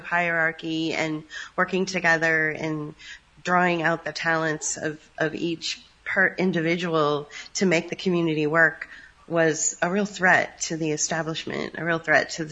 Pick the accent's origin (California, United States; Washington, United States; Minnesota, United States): California, United States; San Francisco; I'm from San Francisco